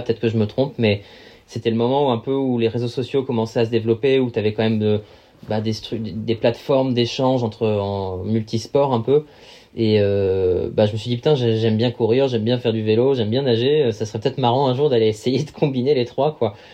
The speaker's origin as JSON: {"language": "French", "area": "Val-d'Oise, Paris region", "region": "Île-de-France", "country": "France", "tie": "born or raised there", "said": "j'ai grandi dans le Val d'Oise, en région parisienne"}